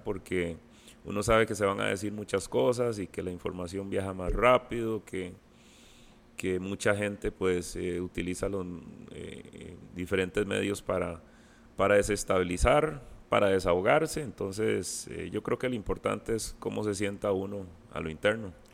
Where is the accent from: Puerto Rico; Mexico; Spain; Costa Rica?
Costa Rica; soy de Costa Rica